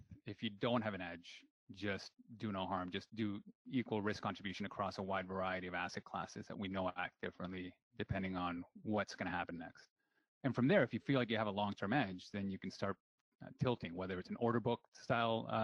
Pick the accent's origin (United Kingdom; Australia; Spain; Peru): Peru; now in Canada; I came from Peru, born and raised. And the reason I emigrated to Canada